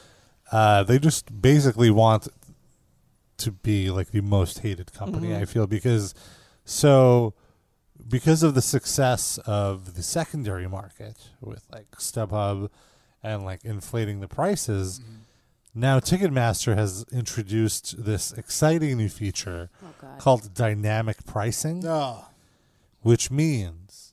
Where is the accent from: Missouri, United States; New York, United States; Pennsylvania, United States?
New York, United States; New York City; as a New Yorker